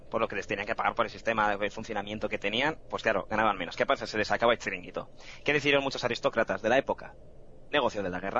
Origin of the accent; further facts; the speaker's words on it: Fuenlabrada, Community of Madrid, Spain; es verdad, yo soy de Fuenla.